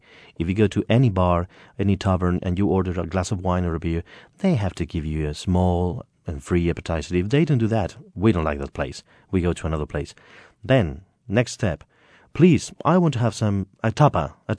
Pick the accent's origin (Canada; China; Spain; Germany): Spain; Madrid, Community of Madrid; born there; It's difficult for me because I was born in Madrid City.